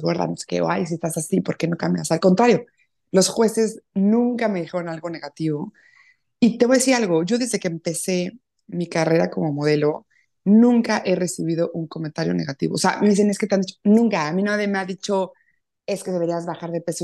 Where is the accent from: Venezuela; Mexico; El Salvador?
Mexico; Puebla; Yo soy poblana, eh, muy orgullosa de verdad de, ser de Puebla, muy contenta de ser mexicana